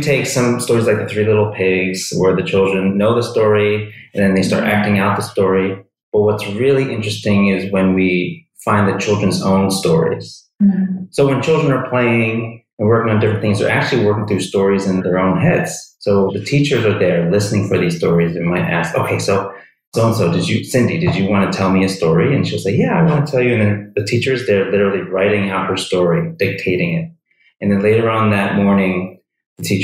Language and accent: English; United States; moved away as an adult; also born or lived in New York / New Jersey; now in Taipei, Taiwan; I was born and raised in New York, New Jersey, and I spent my whole life in those two states up until, I guess it's almost 6 years now